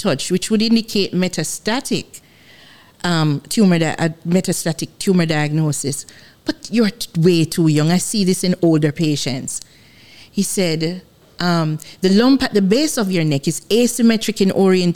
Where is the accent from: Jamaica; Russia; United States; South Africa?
Jamaica; I'm Jamaican.